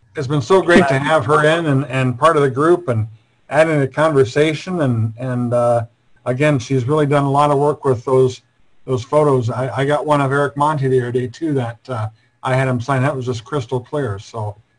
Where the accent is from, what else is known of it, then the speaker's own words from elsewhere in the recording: Iowa, United States; I'm from Iowa